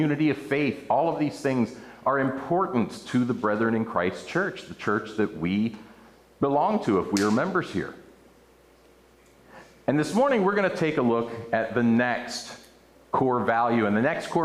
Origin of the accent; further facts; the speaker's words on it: outside of Baltimore, Maryland, United States; I grew up outside of Baltimore and went to a church in Dundalk, Maryland